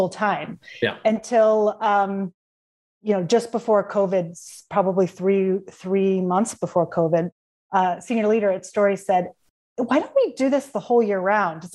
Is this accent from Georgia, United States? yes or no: no; Cleveland, Ohio, United States; now in Washington, D.C., United States; I'm from Cleveland